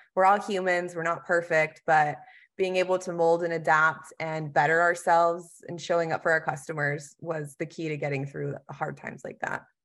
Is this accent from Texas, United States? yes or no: yes; Texas, United States; now in North Carolina, United States; I am originally from Texas